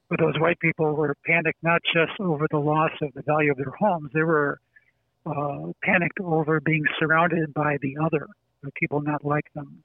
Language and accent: English; Chicago, Illinois, United States; accent: Chicago; I grew up on the west side